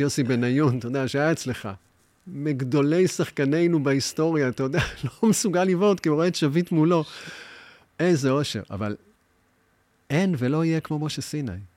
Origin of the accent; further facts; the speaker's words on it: Tel Aviv, Tel Aviv District, Israel; also born or lived in New York, United States; אני בא משכונה, קוראים לה תוכנית למד בתל אביב. אני בבית ספר היסודי משחק כדורגל